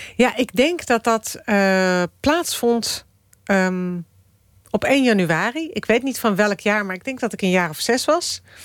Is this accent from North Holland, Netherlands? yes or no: yes; Amsterdam, North Holland, Netherlands; also born or lived in Moscow, Russia; die tuinstad waar ik ben opgegroeid